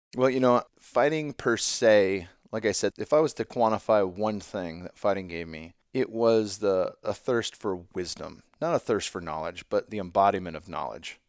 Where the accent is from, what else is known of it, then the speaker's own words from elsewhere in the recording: San Jose, California, United States; my hometown of San Jose